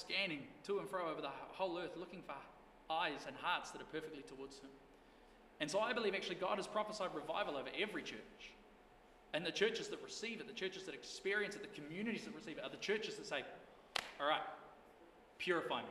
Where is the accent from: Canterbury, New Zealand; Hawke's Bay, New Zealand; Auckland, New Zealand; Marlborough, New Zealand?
Marlborough, New Zealand; Blenheim; moved away; also born or lived in Invercargill; growing up in Blenheim